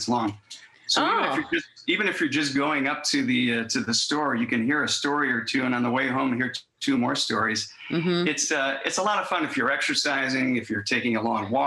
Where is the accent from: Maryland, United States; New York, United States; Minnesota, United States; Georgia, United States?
New York, United States; Buffalo; my hometown of Buffalo